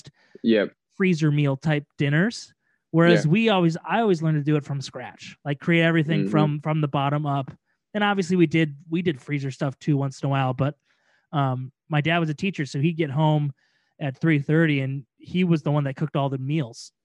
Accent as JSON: {"language": "English", "region": "Midwest", "country": "United States", "said": "We're from the Midwest"}